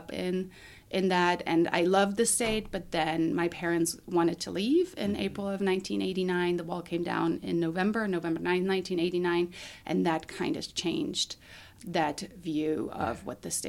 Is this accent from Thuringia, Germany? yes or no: yes; Altenburg, Thuringia, Germany; English is a second language; moved away as an adult; also born or lived in Meridian, Idaho, United States; now in Boise, United States; I was born in Germany in 1979 in Altenburg in the state of Thuringia. Lived there till I did a foreign exchange year at Meridian High School in 1997 to 1998